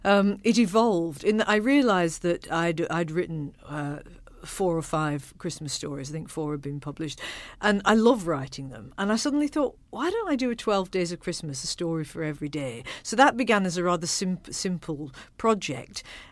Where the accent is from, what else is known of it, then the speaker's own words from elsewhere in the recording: Accrington, North West England, United Kingdom; when I was growing up in Accrington, in the chilly, frozen north, our household was generally a rather claustrophobic and miserable place